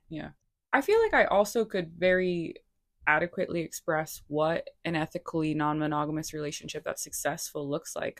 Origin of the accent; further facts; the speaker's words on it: Rhode Island, United States; also born or lived in Boston; now in Los Angeles, United States; I'm from Rhode Island